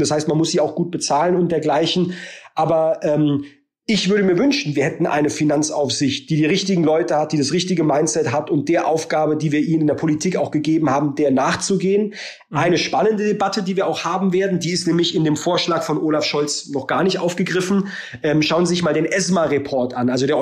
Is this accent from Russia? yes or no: no; Baden-Württemberg, Germany; ich komme aus Baden-Württemberg